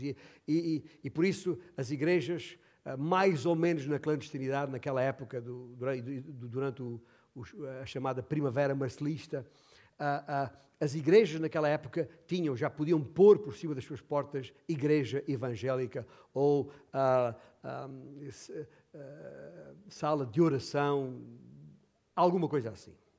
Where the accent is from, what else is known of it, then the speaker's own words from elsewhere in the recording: Beja, Alentejo, Portugal; minha cidade, de Beja, onde nasci